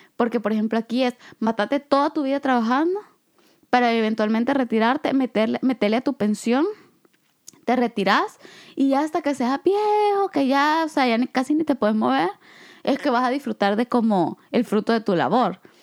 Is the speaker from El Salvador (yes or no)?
yes; El Salvador; moved away; yo vengo de El Salvador, a donde en realidad pues hay dos temporadas